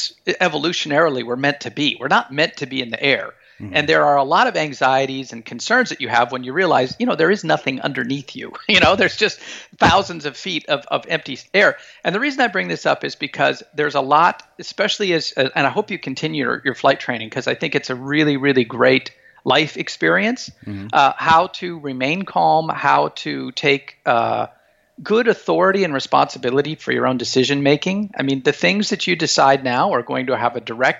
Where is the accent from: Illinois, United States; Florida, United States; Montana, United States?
Montana, United States; moved away as an adult; also born or lived in Moscow, Russia; I have incredibly powerful memories of growing up in Montana, kind of out in the big sky state